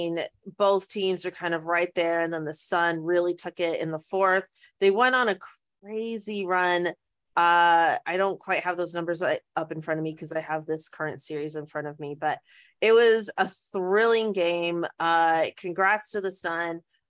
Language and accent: English; Canada; it is legit crazy that we didn't know her, even though we're Canadian, we're saying.